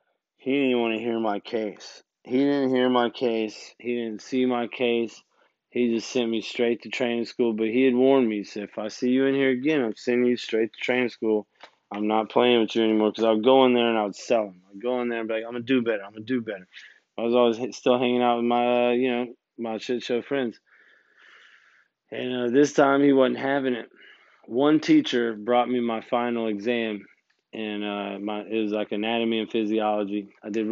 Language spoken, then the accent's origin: English; Gulfport, Mississippi, United States; But since I was from Gulfport, Biloxi, like those guys, like the Coast Boys, someone canceled early parole.